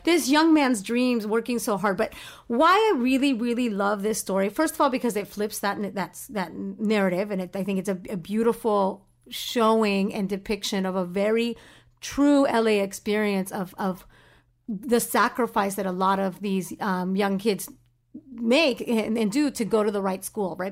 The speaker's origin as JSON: {"language": "English", "area": "Orange County", "region": "California", "country": "United States", "tie": "born or raised there", "said": "I grew up in Orange County"}